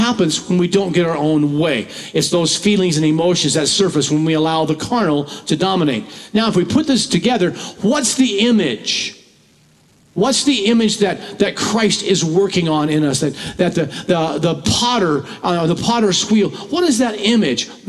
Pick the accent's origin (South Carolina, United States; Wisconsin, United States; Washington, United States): Washington, United States; moved away as an adult; also born or lived in Centralia, Washington; I moved here from Washington, living my whole life almost in Washington and pastored there for over 40 years